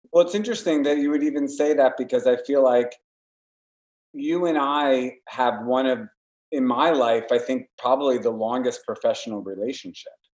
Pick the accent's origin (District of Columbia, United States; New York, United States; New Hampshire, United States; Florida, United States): New York, United States; Warwick; moved away as an adult; we moved upstate to Warwick, my hometown